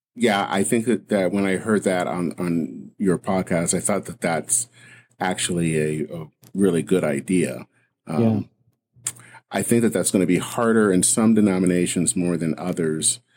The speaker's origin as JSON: {"language": "English", "region": "Michigan", "country": "United States", "tie": "born or raised there", "said": "growing up in Michigan"}